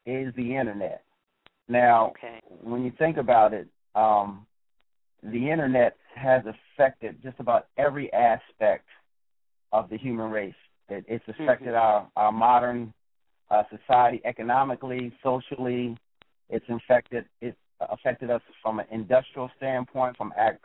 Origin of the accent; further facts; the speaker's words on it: Philadelphia, Pennsylvania, United States; I grew up in Philadelphia, PA